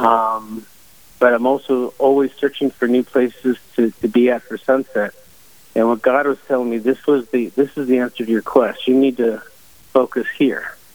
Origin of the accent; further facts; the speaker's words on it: Silicon Valley, California, United States; I grew up in Silicon Valley